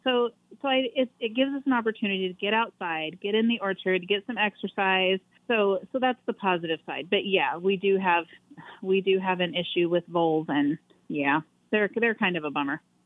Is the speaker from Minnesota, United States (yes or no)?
no; Oregon, United States; moved away as an adult; now in Big Lake, United States; we're originally from Oregon